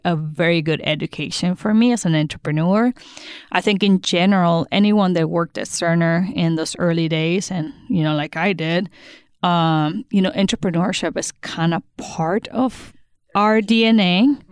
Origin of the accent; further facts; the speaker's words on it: Sonora, Mexico; now in Kansas City, United States; I'm from Sonora, Mexico